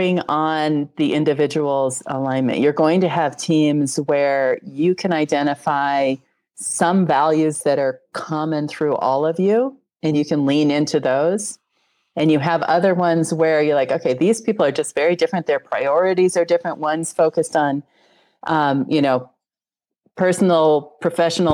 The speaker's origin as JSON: {"language": "English", "region": "Wyoming", "country": "United States", "tie": "born or raised there", "also_born_or_lived": "Colorado", "moved": "yes", "said": "I'm from Colorado. I grew up in Wyoming."}